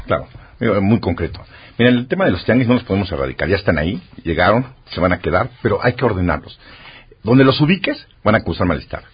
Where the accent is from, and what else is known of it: Mexico